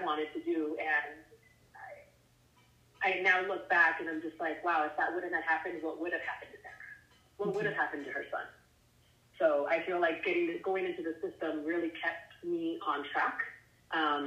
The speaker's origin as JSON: {"language": "English", "town": "San Diego", "region": "California", "country": "United States", "also_born_or_lived": "Michigan", "said": "I'm from San Diego originally, and that's where I was in the system in San Diego."}